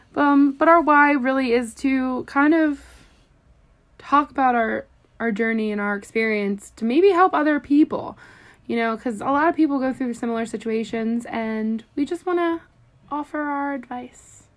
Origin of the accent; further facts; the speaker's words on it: Philadelphia, Pennsylvania, United States; I'm also 23, but I am from Philadelphia